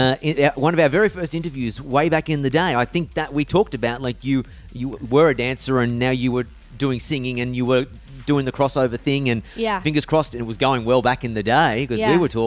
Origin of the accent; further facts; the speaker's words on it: Australia; as an Australian